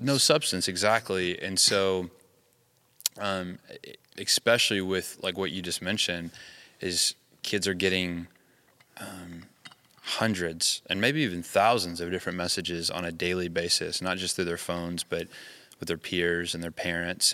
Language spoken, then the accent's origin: English; the South, United States; moved away; I grew up in the South